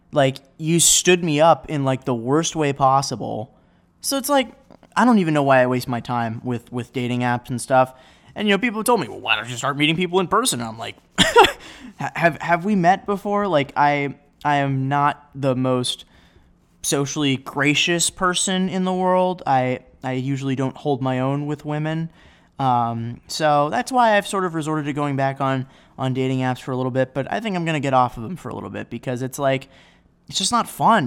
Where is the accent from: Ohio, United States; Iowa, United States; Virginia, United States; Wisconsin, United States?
Ohio, United States; Chagrin Falls; now in Chicago, United States; the guy who runs it graduated from my high school back home